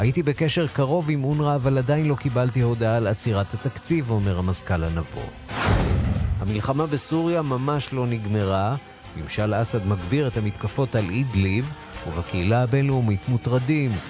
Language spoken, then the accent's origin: Hebrew; Israel